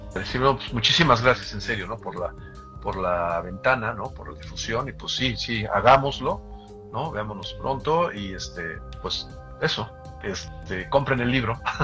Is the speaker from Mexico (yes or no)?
yes; Mexico; como mexicanos